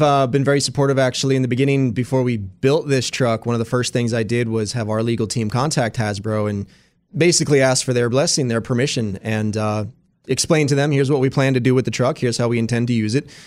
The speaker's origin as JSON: {"language": "English", "region": "Pennsylvania", "country": "United States", "said": "being from Pennsylvania"}